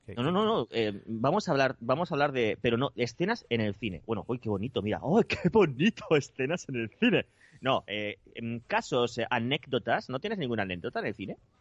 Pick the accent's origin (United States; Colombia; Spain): Spain; somos los españoles